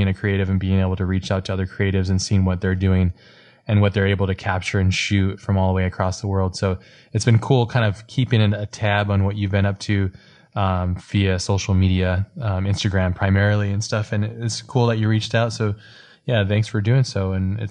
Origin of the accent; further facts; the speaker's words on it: Hawaii, United States; I grew up in Hawaii too